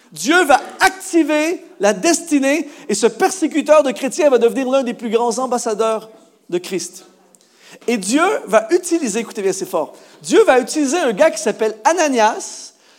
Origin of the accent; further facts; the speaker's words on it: Canada; chez nous au Canada